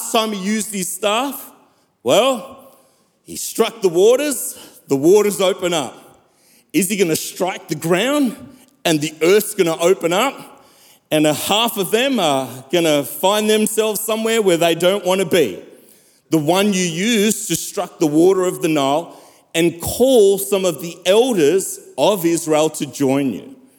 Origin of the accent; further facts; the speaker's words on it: South Africa; Growing up in South Africa